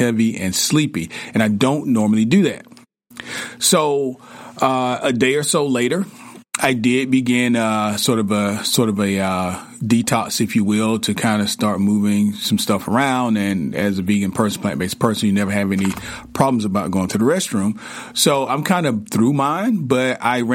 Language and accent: English; the South, United States; I grew up in the South